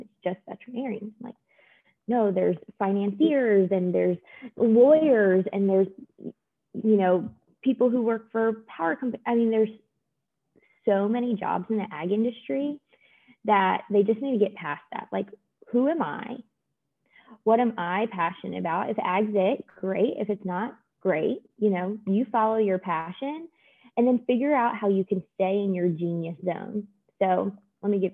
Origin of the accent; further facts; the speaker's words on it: Maryland, United States; moved away as an adult; also born or lived in North Carolina; now in Georgia, United States; I grew up in Maryland